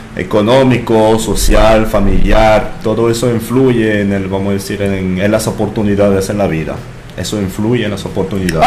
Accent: France; Spanish is a second language; moved away as an adult; now in Dominican Republic; soy, ah, entonces francés, tengo aquí desde mm, NRD desde los 20 años, ya tengo 34

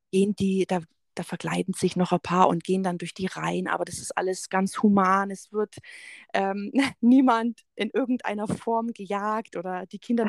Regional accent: Augsburg, Bavaria, Germany; ich bin äh, ursprünglich aus dem Augsburger Raum.

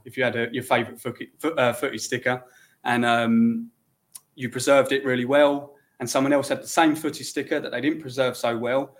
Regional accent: Kent, South East England, United Kingdom; I come from Kent

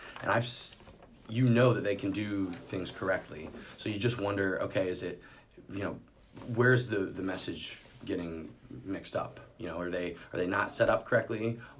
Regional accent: Des Moines, Iowa, United States; I'm from Des Moines

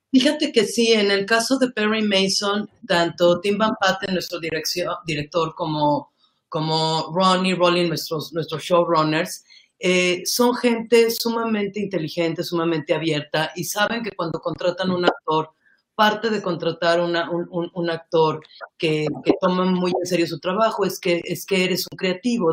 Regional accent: Mexico; como mexicanos

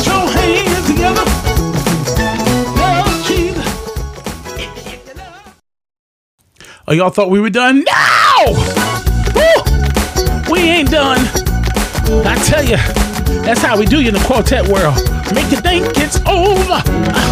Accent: New Jersey, United States; I'm from South Jersey

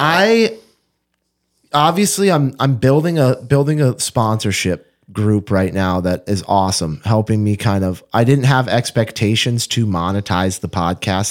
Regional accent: Fergus Falls, Minnesota, United States; moved away; I grew up in Fergus Falls

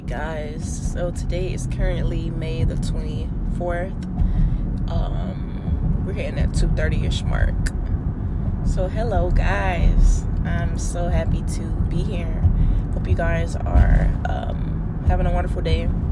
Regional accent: United States; we're from America

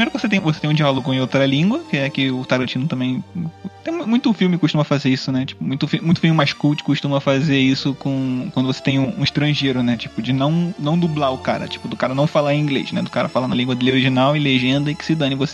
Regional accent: South Region, Brazil; nós somos do sul do Brasil, é colonização de alemães e tal, uhum. europeus.

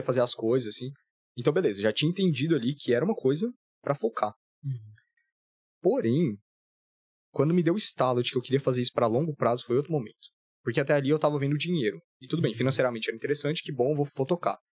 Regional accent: Goiânia, Goiás, Brazil; moved away as an adult; also born or lived in Florianópolis; eu sou de Goiânia

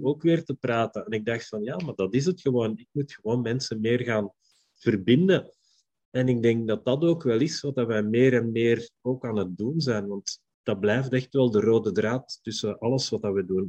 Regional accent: Belgium; ik ben een Belg

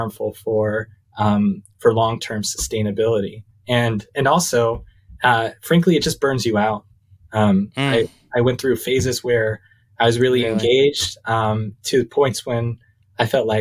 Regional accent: United States; as an American, as a white American male

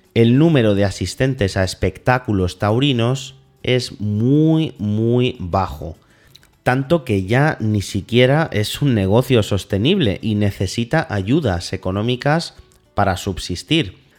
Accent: Spain; Somos los españoles tan católicos

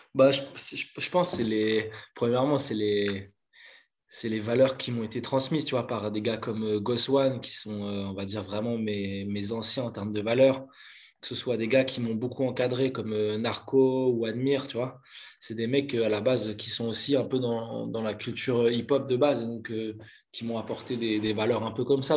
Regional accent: Belgium; Je suis originaire de Belgique, je suis pas loin de, pas loin de Bruxelles, je dirais 20 minutes de Bruxelles.

